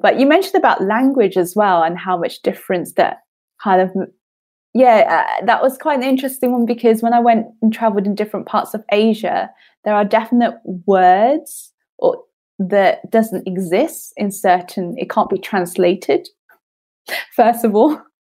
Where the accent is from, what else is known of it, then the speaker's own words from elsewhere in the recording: United Kingdom; born there; I only speak very little Chinese because I'm British born Chinese or something like that.